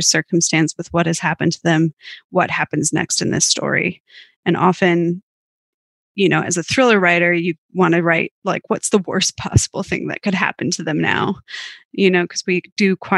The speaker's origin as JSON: {"language": "English", "region": "Minnesota", "country": "United States", "tie": "born or raised there", "also_born_or_lived": "St. Paul, United States / London, United Kingdom", "moved": "as an adult", "lives_now": "Melbourne, Australia", "said": "I grew up in a small town about 3 hours west of Minneapolis"}